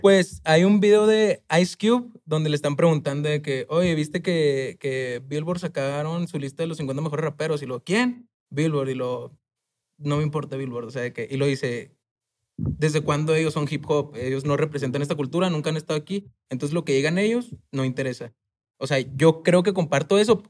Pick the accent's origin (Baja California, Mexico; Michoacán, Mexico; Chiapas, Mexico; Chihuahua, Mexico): Chihuahua, Mexico; moved away as an adult; also born or lived in Mexico City; yo soy de Chihuahua, de un barrio